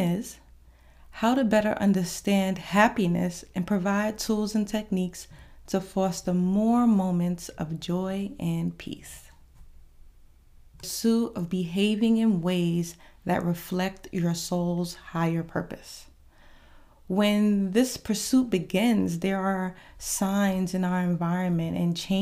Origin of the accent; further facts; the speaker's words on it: New York, United States; now in Georgia, United States; I am from New York